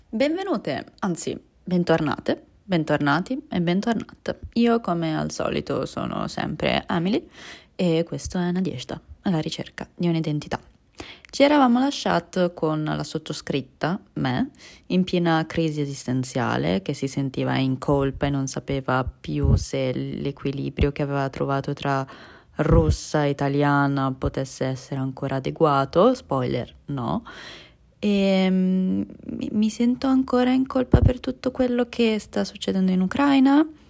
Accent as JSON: {"language": "Italian", "country": "Italy", "tie": "born or raised there", "also_born_or_lived": "Russia", "said": "a livello di italianità ho la lingua banalmente, la cultura, le tradizioni, e la cittadinanza"}